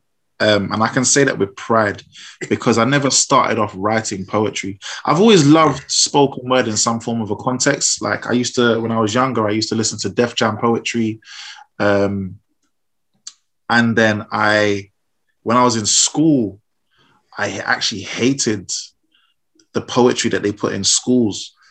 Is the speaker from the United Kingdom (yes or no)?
yes; London, United Kingdom; raised in South London